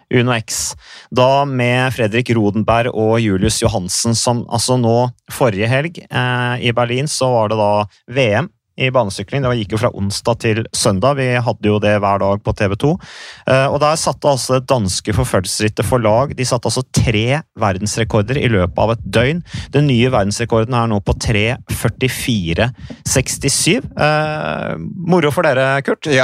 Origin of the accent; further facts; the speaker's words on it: Norway; Vi har jo ikke hatt noen kultur for det egentlig hjemme i Norge.